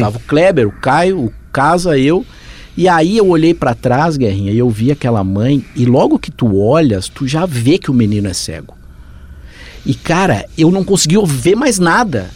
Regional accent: Rio Grande do Sul, Brazil; moved away as an adult; now in São Paulo, Brazil; eu sou gaúcho

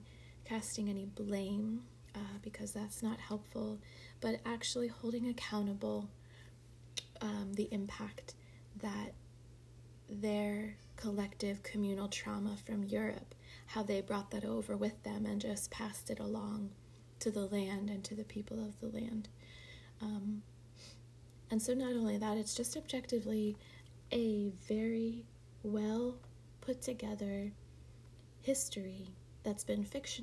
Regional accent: Boyertown, Pennsylvania, United States; when I moved back to my hometown area, Boyertown

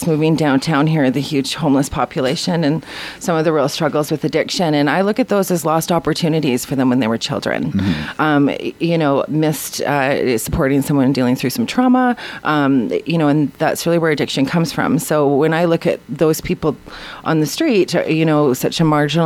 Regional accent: Quesnel, British Columbia, Canada; now in Prince George, Canada; I'm from Quesnel, and there wasn't a lot of options there

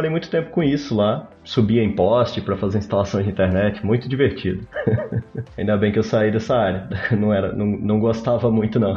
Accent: Marilândia, Espírito Santo, Brazil; now in Barcelona, Spain; Mas eu sou, eu sou de uma cidade do interior do Espírito Santo, de 10 mil habitantes, se chama Marilândia. E lá a cultura muito forte é cafeicultura.

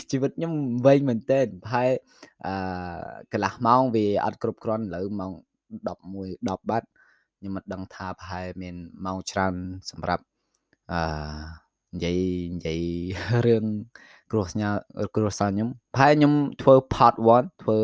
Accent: Phnom Penh, Cambodia; born or raised there; now in France

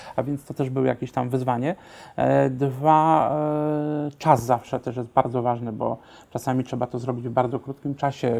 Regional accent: Silesian Voivodeship, Poland; ja pochodzę ze Śląska, w naszym śląskim domu

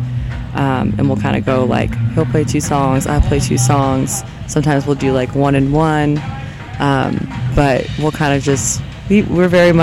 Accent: Southern California, United States; moved away as an adult; now in New Orleans, United States; I'm from Southern California, born and raised.

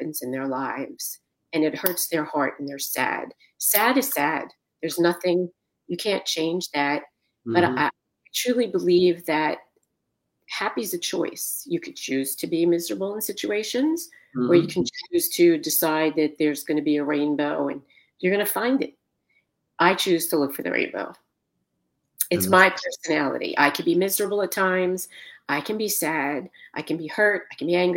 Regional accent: Philadelphia, Pennsylvania, United States; moved away as an adult; also born or lived in New Jersey / Colorado; now in Florida, United States; I was born in Philadelphia, Pennsylvania. Mm-hmm. I grew up in Philadelphia.

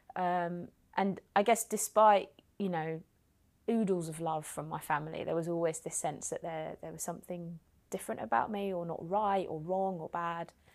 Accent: London, United Kingdom; also born or lived in West Country; I grew up in Hackney

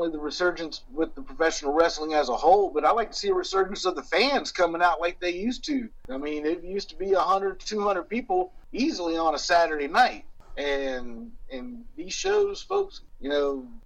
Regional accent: New Orleans, Louisiana, United States; You know, growing up in New Orleans and going to shows in Picayune, Mississippi, and going to shows in Tylertown, and going to shows in in McComb when I was younger.

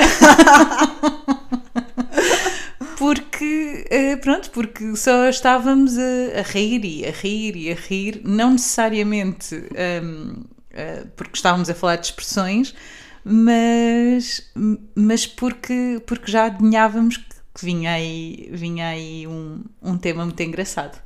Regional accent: Portugal

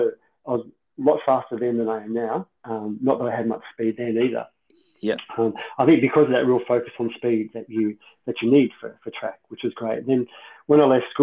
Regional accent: Ballarat, Victoria, Australia; I was from Ballarat, Moners was kind of my hometown favourite guy.

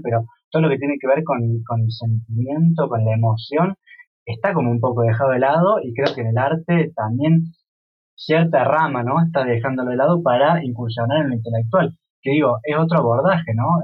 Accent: Córdoba, Argentina; now in Europe; yo me siento que vengo de, una ciudad como Córdoba

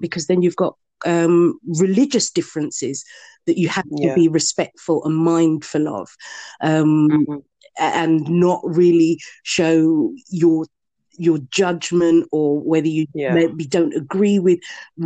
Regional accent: Bedford, East of England, United Kingdom; to live and to be born and brought up in Bedford

